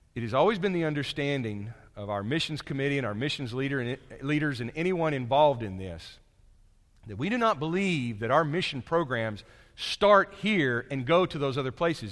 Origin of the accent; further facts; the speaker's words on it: United States; I'm from America